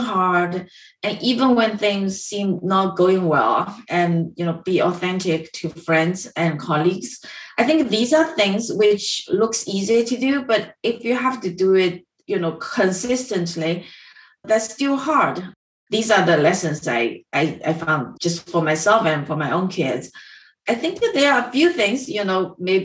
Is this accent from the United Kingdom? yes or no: no; Dongyang, Zhejiang, China; moved away; also born or lived in Chicago; I grew up in Zhejiang